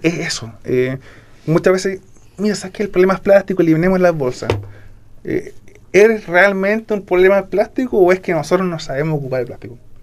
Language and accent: Spanish; Puerto Varas, Los Lagos, Chile; yo nací en Porto Ara, eh, estudié en el colegio Fermín Nikechek